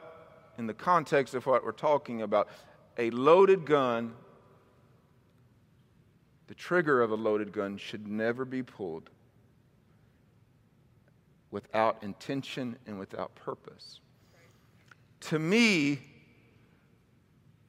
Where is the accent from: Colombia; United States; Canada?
United States; Mississippi; also born or lived in Missouri; now in California, United States; I was raised in Mississippi most of my life, a little bit in Missouri